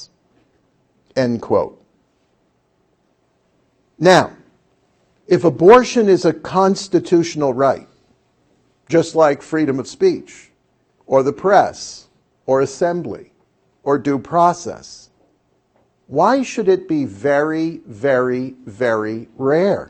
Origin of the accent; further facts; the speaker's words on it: Buffalo, New York, United States; I was a schmo from Buffalo